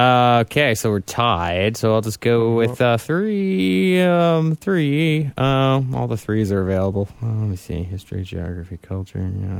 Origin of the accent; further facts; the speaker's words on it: United States; I can say that as an American.